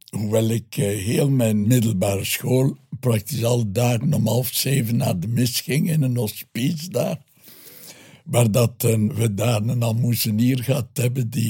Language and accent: Dutch; Ghent, Flanders, Belgium; ik ben een Gentenaar.